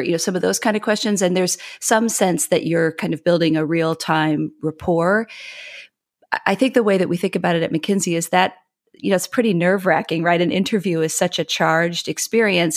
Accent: Midwest, United States; moved away; I am a Midwesterner by upbringing.

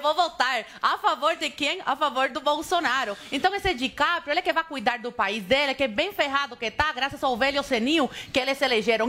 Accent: Cuba; Portuguese is a second language; now in Brazil; eu nasci em Cuba, tive o azar, infelizmente, de nascer num país como, como o meu

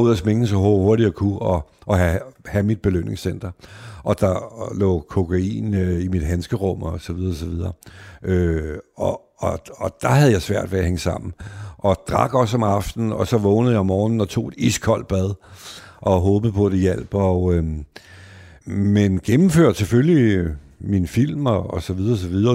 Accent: Denmark; De venner, jeg voksede op med ude i Værveparken

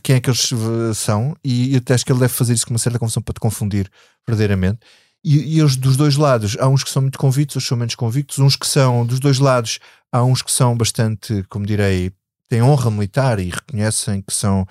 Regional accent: Alentejo, Portugal; eu sou do Alentejo

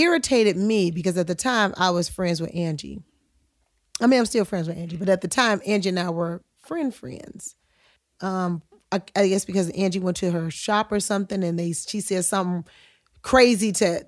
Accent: Chicago, Illinois, United States; I'm from Chicago

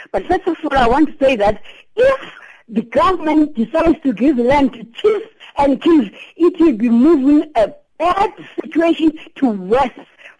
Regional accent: Mthatha, Eastern Cape, South Africa; In 2011, I retired. I went to my hometown in Mthatha to buy a site to build my own house.

